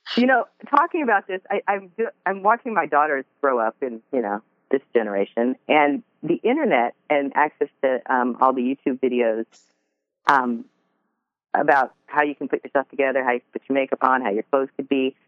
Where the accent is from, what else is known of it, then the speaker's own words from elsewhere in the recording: Seattle, Washington, United States; I grew up in Seattle